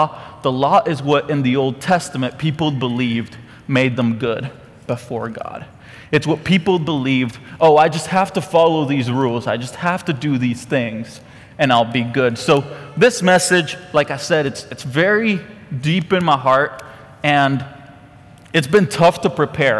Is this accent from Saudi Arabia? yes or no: no; Costa Rica; now in Conroe, United States; I'm from Costa Rica.